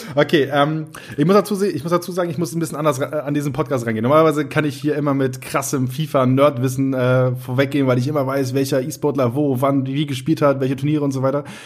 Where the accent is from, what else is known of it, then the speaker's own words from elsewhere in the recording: Northern Germany, Germany; moved away; ich komme ja aus Norddeutschland gebürtig